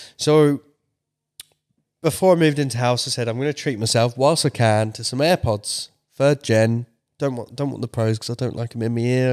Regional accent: United Kingdom; my British self

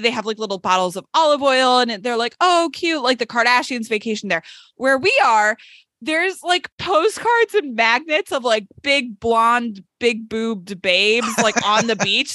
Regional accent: Seattle, Washington, United States; I'm from Seattle

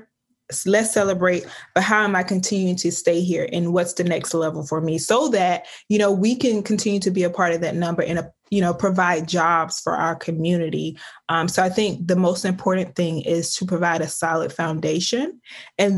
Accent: Osceola, Georgia, United States; I'm from the South. I'm from a small town called Osceola, Georgia. It's about 4,000 people, and it was a very small town.

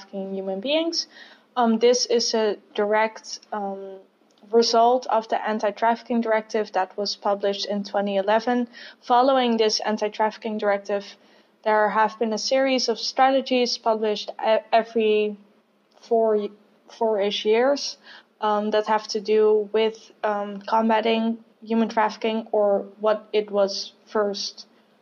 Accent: Netherlands; I'm from the Netherlands, I study sociology in Amsterdam

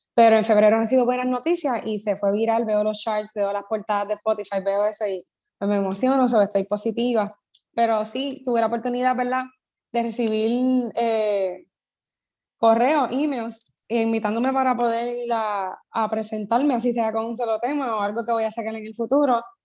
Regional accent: Puerto Rico; soy de Puerto Rico

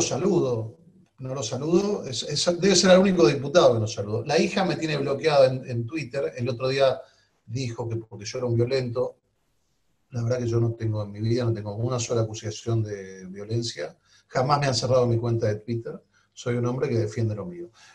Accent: Argentina; yo nací en la Argentina mi padre está enterrado en la Argentina. Mis hijos son argentinos.

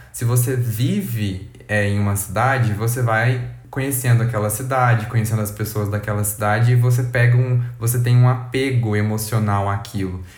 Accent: Uberlândia, Minas Gerais, Brazil; nós somos de Uberlândia, Minas Gerais, que fica no Triângulo Mineiro

